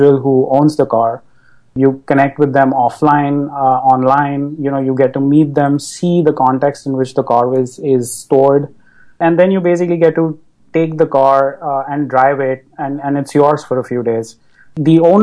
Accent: Mumbai, Maharashtra, India; moved away as an adult; now in United States; I grew up in Bombay, and moved to the US about a decade ago to study.

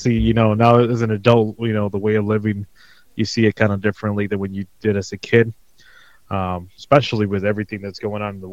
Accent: Maravatío del Encinal, Guanajuato, Mexico; English is a second language; also born or lived in Southwest Detroit, United States; now in Detroit, United States; I grew up in Mexico

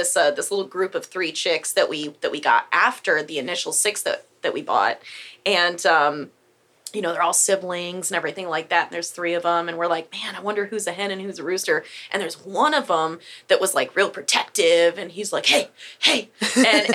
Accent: Michigan, United States; also born or lived in Humble, Texas; now in New Caney, United States; I grew up in Michigan, and we had like a fourth of an acre that backed up on woods

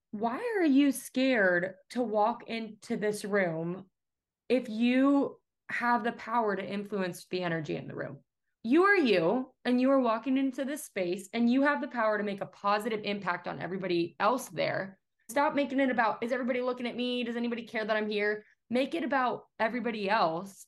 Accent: Atlanta, Georgia, United States; moved away; I'm from Atlanta

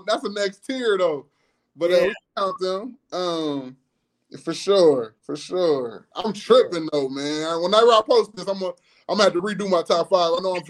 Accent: Peoria, Illinois, United States; Because I got niggas who I grew up with in Peoria who I think nice who'd have moved away.

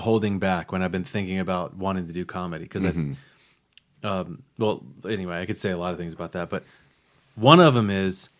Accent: Los Angeles, California, United States; born there; I don't know if you know this, but I was born in Los Angeles.

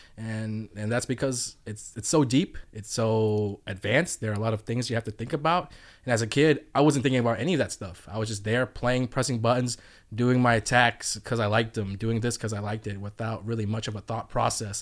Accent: Atlanta, Georgia, United States; I'm from Atlanta

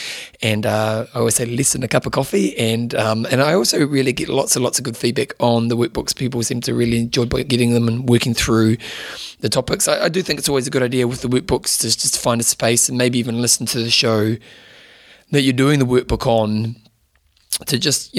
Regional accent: Adelaide, South Australia, Australia; Last year, I rode from my hometown of Adelaide to Melbourne, 1,200 Ks in 8 days for charity.

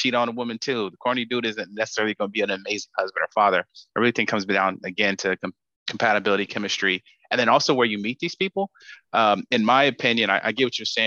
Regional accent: Sacramento, California, United States; moved away as an adult; now in San Francisco Bay Area, United States; I grew up in Sacramento, I'm in the Bay now.

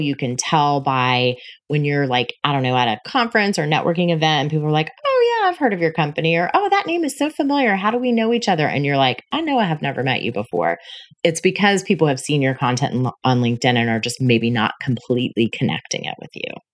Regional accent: Panama City, Florida, United States; moved away as an adult; also born or lived in Tallahassee / Denver; my hometown of Panama City

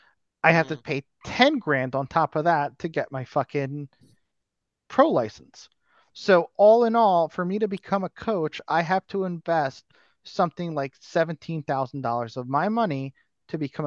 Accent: United States; I'm American

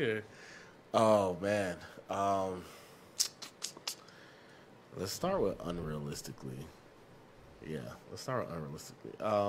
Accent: Chicago, Illinois, United States; moved away; Illinois, that's my hometown, Chicago, Illinois.

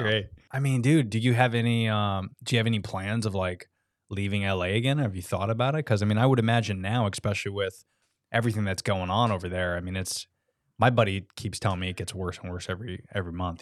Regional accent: United States; now in Florida, United States; I love being American

